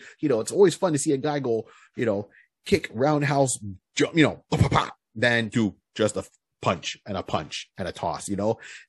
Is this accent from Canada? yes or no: yes; Canada; I am Canadian. Maple syrup and poutine.